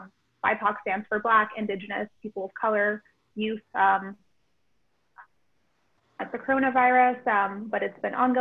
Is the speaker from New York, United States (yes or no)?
yes; New York City, New York, United States; I use she, her pronouns. I am from Brooklyn, New York.